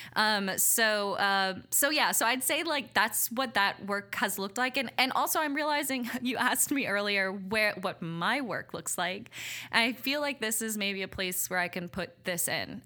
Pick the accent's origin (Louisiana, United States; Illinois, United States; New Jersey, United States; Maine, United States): Louisiana, United States; Abbeville; also born or lived in Mexico; I grew up in Abbeville, Louisiana